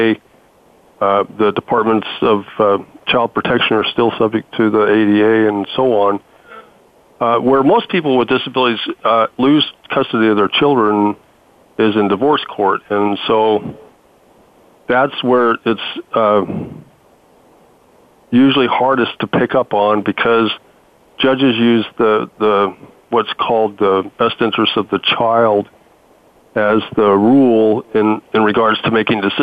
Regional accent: Idaho, United States; my home state of Idaho

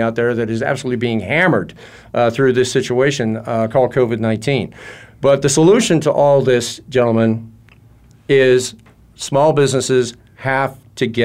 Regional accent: Washington, District of Columbia, United States; I was born and raised in Washington, D.C.

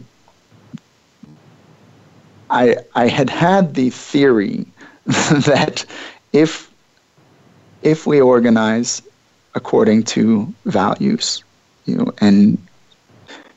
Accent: Midwest, United States; I took 4 years largely away from my hometown, away from the Midwest for the most part.

